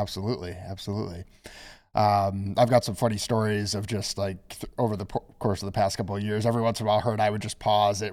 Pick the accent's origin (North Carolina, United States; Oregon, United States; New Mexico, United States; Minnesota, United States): Minnesota, United States; moved away as an adult; also born or lived in East Coast; I'm originally from Minnesota